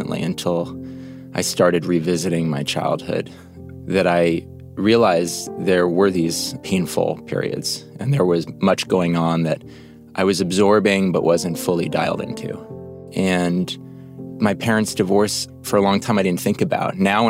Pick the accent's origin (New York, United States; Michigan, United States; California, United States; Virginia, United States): New York, United States; New York City; I grew up on the Upper West Side of New York